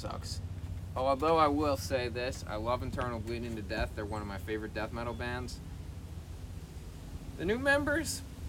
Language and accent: English; Irvington, New York, United States; also born or lived in Montreal; We live in Irvington. Now you know our hometown.